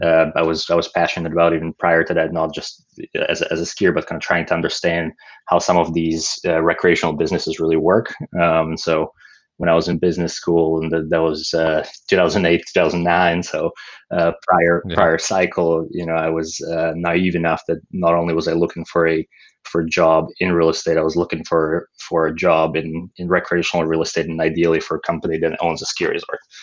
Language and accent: English; Slovakia; moved away as an adult; also born or lived in Pennsylvania; now in Bay Area, United States; I grew up uh, in Slovakia in um, uh, in Central Europe, and uh, you know lived there all the way through through high school.